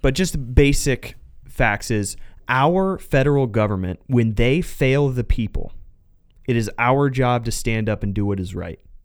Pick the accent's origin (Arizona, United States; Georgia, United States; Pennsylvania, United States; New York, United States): Arizona, United States; Southern; also born or lived in Phoenix, Arizona; I was born and raised in Southern Arizona